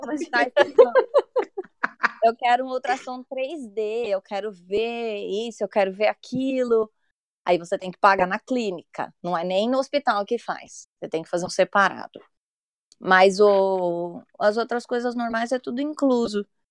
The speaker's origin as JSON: {"language": "Portuguese", "region": "São Paulo", "country": "Brazil", "moved": "as an adult", "lives_now": "England", "said": "eu sou de São Paulo, mas eu moro fora do país, vai fazer oito anos"}